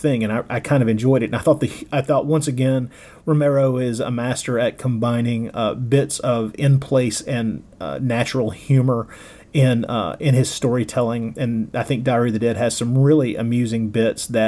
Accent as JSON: {"language": "English", "area": "Tennessee and Alabama", "region": "the South", "country": "United States", "tie": "born or raised there", "accent": "Southern drawl", "said": "I grew up in the South, in Tennessee and Alabama"}